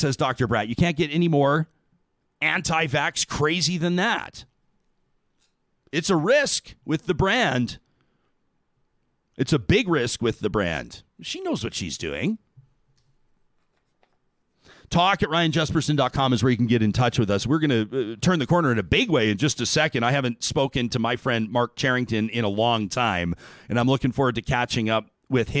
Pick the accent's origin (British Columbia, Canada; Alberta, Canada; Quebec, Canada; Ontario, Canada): Alberta, Canada; Calgary; I grew up in Calgary